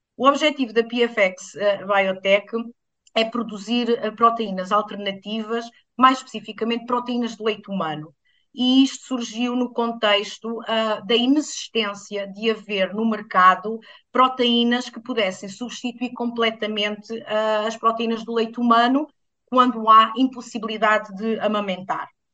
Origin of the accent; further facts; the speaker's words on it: Alentejo, Portugal; cresci no Alentejo